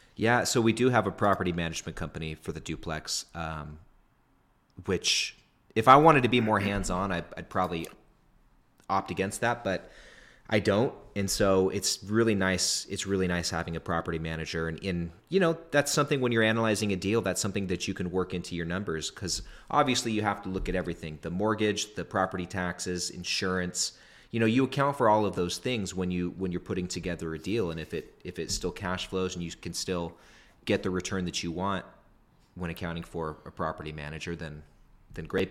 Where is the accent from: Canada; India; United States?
United States; Northern California; a duplex in my hometown in Northern California